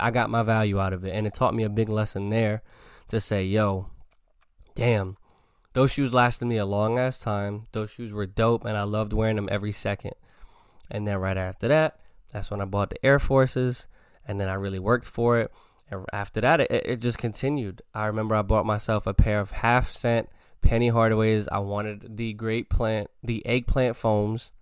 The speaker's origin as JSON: {"language": "English", "town": "New York City", "region": "New York", "country": "United States", "tie": "born or raised there", "moved": "yes", "said": "When I was a little kid growing up in the Bronx"}